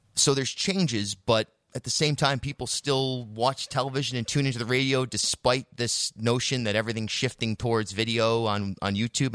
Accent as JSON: {"language": "English", "town": "Charlestown", "region": "Rhode Island", "country": "United States", "tie": "born or raised there", "said": "I grew up in Charlestown, much more of an independent, progressive community"}